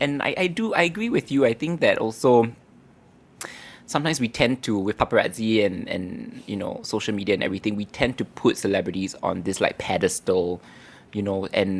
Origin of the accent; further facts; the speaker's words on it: Singapore; I really grew up in Bukit Batok